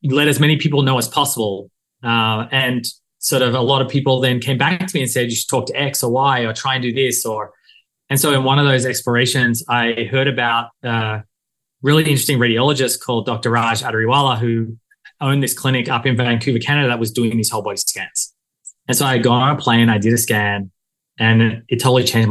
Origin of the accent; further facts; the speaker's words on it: Australia; moved away as an adult; also born or lived in Silicon Valley; now in United States; I came to the US from Australia to do an MBA.